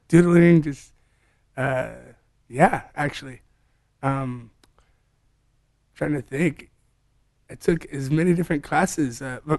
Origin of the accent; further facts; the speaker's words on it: Atlanta, Georgia, United States; moved away as an adult; also born or lived in Charlotte, North Carolina / Ohio / California / Spain; Born and raised in Atlanta, downtown. Did all my schooling there, then moved to Charlotte, North Carolina.